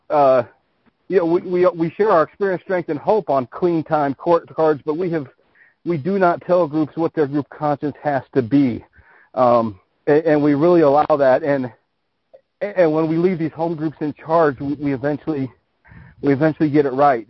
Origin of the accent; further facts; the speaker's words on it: the Western United States, United States; I grew up in the West, and I live in the in the Western United States right now.